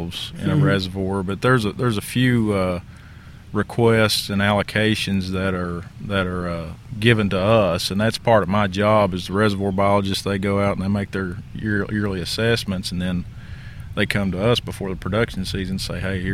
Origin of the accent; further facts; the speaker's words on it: Campbell County, East Tennessee, United States; I'm originally from East Tennessee, Campbell County